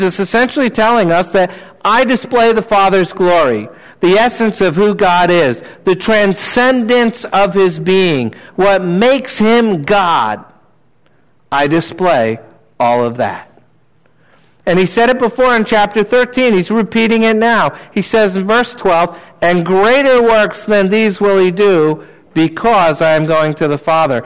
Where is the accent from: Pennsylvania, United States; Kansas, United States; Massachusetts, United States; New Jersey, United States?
New Jersey, United States; I grew up in New Jersey